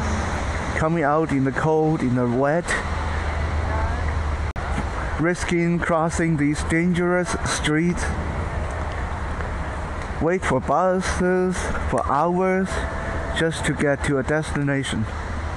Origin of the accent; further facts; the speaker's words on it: Canada; also born or lived in Taiwan; my sanctioned upbringing, my teenage, my puberty, a lot of that was spent in Canada.